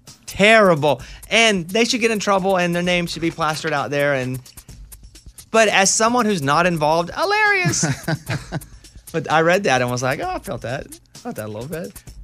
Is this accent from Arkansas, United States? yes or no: yes; Arkansas, United States; Catching perch is not really where we come from. The perch where we grew up in Arkansas are not good for eating.